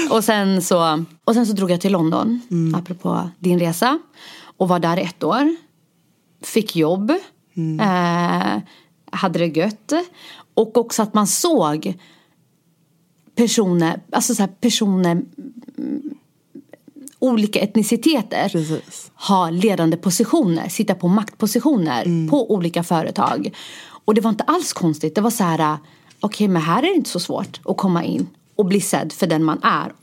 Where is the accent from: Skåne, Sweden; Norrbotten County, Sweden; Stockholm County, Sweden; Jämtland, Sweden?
Stockholm County, Sweden; Stockholm; also born or lived in Rinkeby; jag är född och uppvuxen i Husby, nu bor jag i Rinkeby